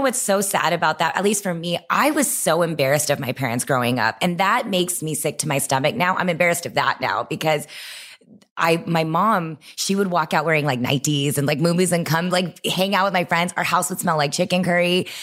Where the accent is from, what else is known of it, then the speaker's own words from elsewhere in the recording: Texas, United States; I grew up in Texas